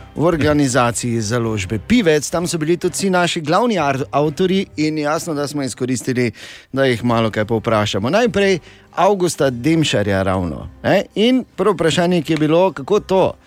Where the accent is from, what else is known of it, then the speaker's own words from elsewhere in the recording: Maribor, Drava, Slovenia; nam iz Maribora